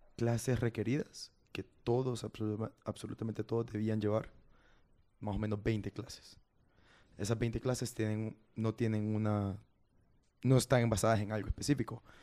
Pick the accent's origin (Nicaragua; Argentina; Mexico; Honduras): Honduras; moved away as an adult; now in Japan; Creo que soy el primer hondureño que cursa